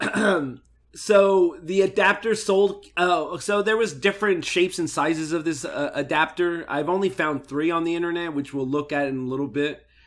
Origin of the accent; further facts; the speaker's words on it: United States; we're from America